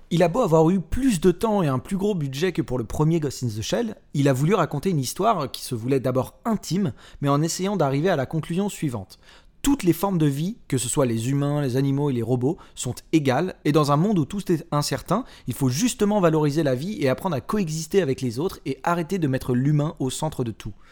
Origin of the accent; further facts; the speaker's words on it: France; chez nous en France